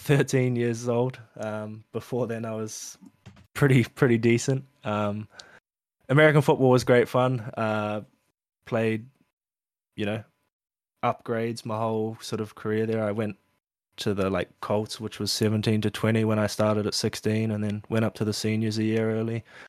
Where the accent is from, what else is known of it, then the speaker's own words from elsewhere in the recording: Auckland, New Zealand; moved away as an adult; now in Queensland, Australia; I was born in New Zealand, um, in Auckland, and m, parents were sailors